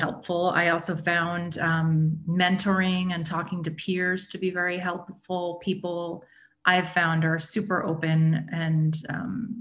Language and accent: English; New York City, New York, United States; now in Denver, United States; geographic move back to my hometown.